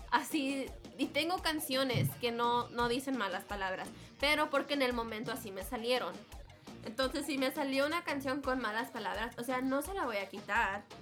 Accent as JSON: {"language": "Spanish", "town": "Houston", "region": "Texas", "country": "United States", "said": "I'm from Houston."}